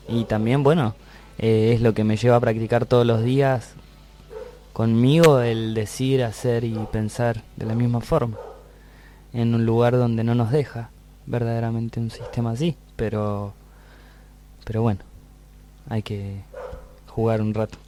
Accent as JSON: {"language": "Spanish", "country": "Argentina", "said": "Nos fuimos de acá de Argentina cantando folclore casi tradicional con poquitas canciones nuestras y volvimos al año"}